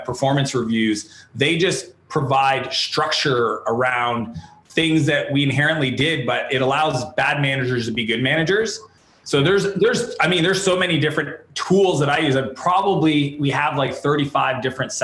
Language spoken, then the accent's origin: English; Canada; I'm a Canadian entrepreneur